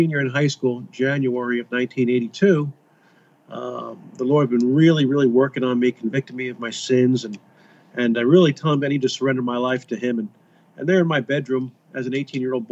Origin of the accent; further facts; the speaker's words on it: Kearny, New Jersey, United States; I was born and raised in Kearney, New Jersey. This is my hometown.